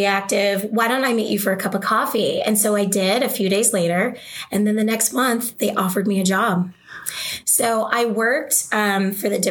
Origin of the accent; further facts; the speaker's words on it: Oregon, United States; moved away as an adult; also born or lived in the South (US); I grew up in Oregon, but I've lived in the South for a while.